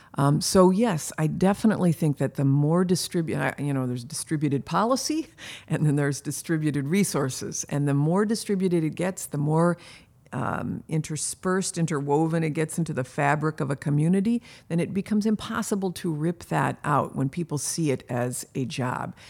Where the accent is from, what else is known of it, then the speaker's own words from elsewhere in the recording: Canada; also born or lived in Michigan, United States / California, United States; now in United States; I was born in Canada